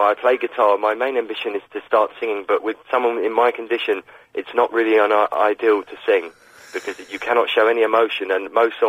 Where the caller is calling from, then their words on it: London, United Kingdom; I'm calling from London.